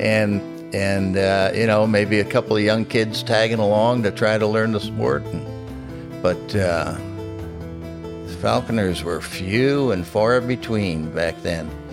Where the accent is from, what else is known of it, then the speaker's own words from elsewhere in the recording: New Jersey, United States; also born or lived in Florida; now in Pennsylvania, United States; I was born in New Jersey